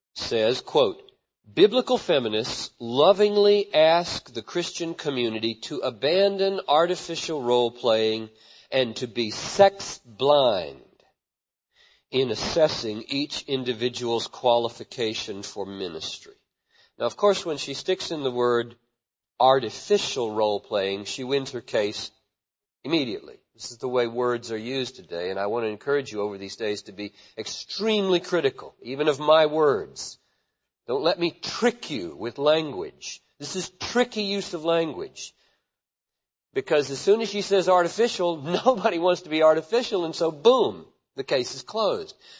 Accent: Greenville, South Carolina, United States; also born or lived in Chattanooga, Tennessee; now in Minneapolis, United States; I was born in Chattanooga 47 years ago and grew up in Greenville, South Carolina

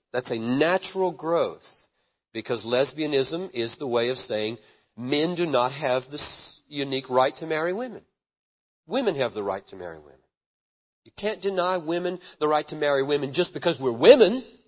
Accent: Greenville, South Carolina, United States; also born or lived in Chattanooga, Tennessee; now in Minneapolis, United States; I was born in Chattanooga 47 years ago and grew up in Greenville, South Carolina

